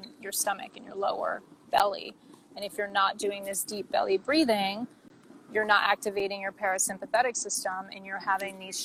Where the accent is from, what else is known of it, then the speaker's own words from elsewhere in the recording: United States; I was like, you know, an American when I went to school, but also like held really on tight to my Albanian culture